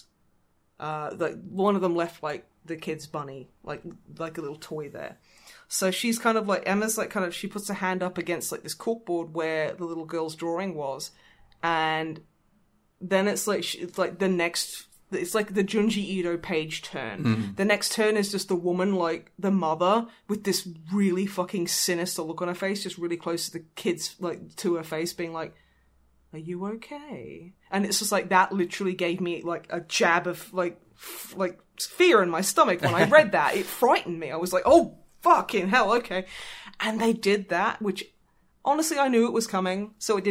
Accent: Australia; moved away; As an Australian

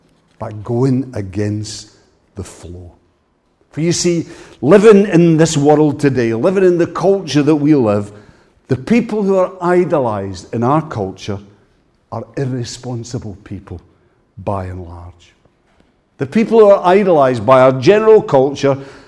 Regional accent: Ayrshire, Scotland, United Kingdom; I come from Ayrshire

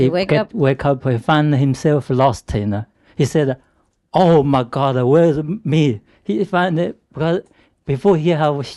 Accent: China; English is a second language; moved away; In China, you know, like in my hometown at least, a lot of people live in the roots area, like a mountain, near the mountain.

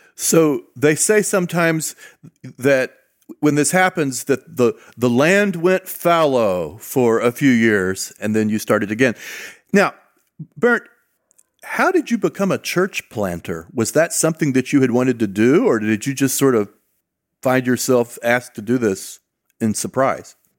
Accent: Southern California, United States; I grew up in Southern California

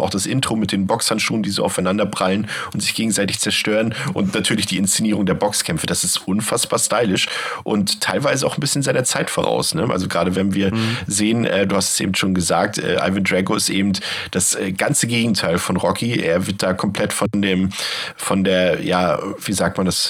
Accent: Germany; ich bin ja noch in der DDR geboren

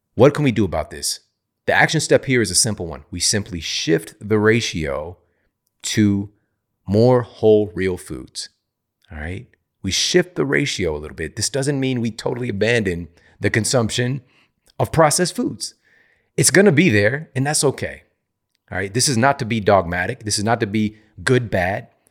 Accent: St. Louis, Missouri, United States; a university in my hometown, Saint Louis, Missouri

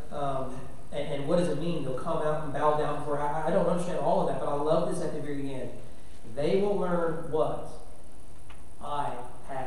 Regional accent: the South, United States; I'm a country boy from the South

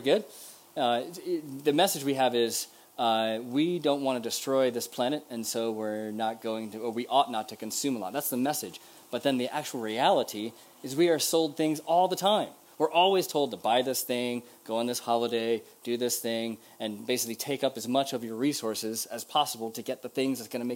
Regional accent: United States; as an American

